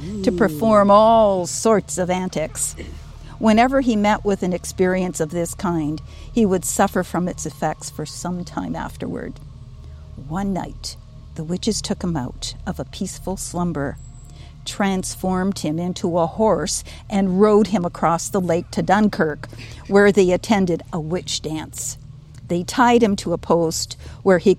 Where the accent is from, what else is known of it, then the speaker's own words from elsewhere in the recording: Norfolk County, Ontario, Canada; I grew up on Troyer Road. And Troyer was Doc Troyer, who was the first medical practitioner here in Norfolk County